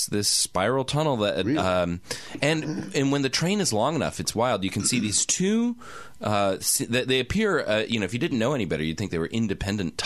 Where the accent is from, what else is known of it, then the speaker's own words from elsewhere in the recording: Canada; I'm a Canadian.